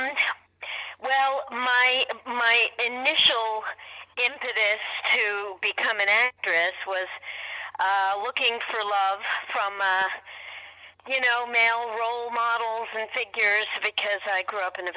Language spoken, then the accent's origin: English; New York City, New York, United States; I grew up in New York City